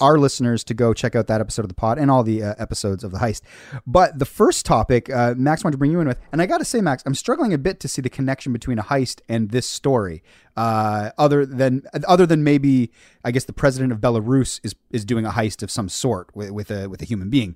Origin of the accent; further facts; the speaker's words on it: Hamilton, Ontario, Canada; being myself as a Canadian and in a foreign land